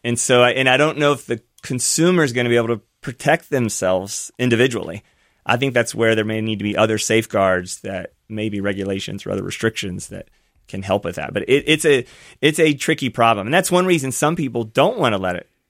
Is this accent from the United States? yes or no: yes; Versailles, Kentucky, United States; my hometown. So mine's called Versailles, Kentucky, very small town